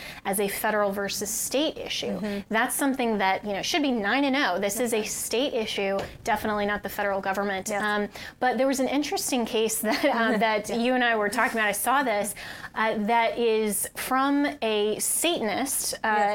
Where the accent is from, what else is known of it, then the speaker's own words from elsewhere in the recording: Colorado, United States; my home state of Colorado